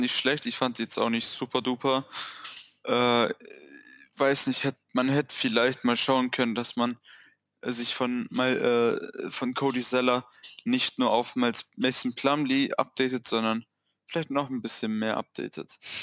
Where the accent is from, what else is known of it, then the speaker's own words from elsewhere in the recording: Swabia, Germany; Ich bin Schwabe